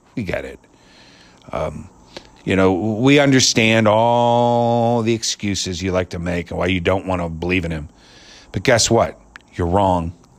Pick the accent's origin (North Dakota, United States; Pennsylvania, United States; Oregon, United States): Pennsylvania, United States; Pittsburgh; my hometown team